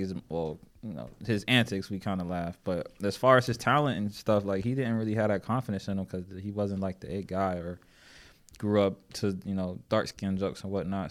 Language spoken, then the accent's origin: English; Erie, Pennsylvania, United States; now in Charlotte, United States; I'm from Erie, Pennsylvania originally, but I've been in Charlotte for quite some time